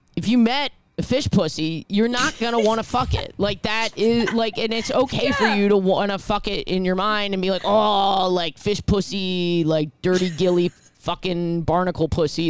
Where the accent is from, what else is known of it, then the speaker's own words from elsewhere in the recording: New York City, New York, United States; I grew up in New York City